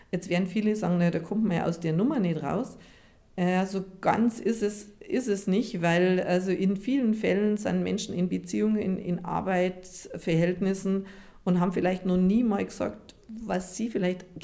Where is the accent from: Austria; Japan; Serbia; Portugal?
Japan; wir kommen aus Japan und in Japan gibt es so eine Druckpunktmassage